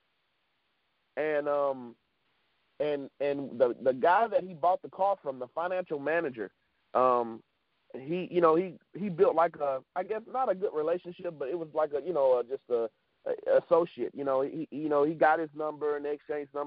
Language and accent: English; Florien, Louisiana, United States; also born or lived in Dallas, Texas; now in Lake Charles, United States; I was born in Dallas, Texas. And I was there with my family until about 8 years old. Then we moved to a small village in Louisiana called Florine. I was there for about 10 years